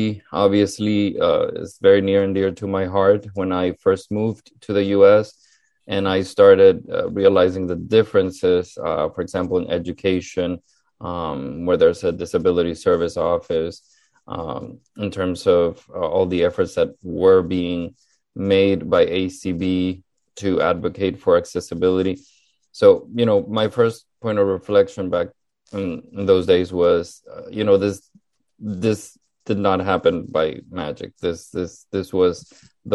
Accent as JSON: {"language": "English", "country": "Honduras", "tie": "born or raised there", "also_born_or_lived": "Miami Beach, Florida", "moved": "as an adult", "lives_now": "United States", "said": "I am originally from Honduras, Central America, born and raised over there"}